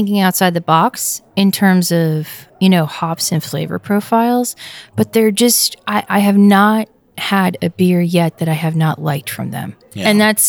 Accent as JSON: {"language": "English", "region": "New York", "country": "United States", "tie": "born or raised there", "said": "Don't go making fun of my home state."}